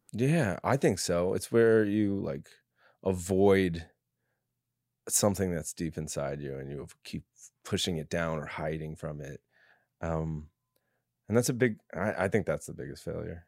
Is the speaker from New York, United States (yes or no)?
yes; New York, United States; I come from a big, like, f, uh, Catholic family in New York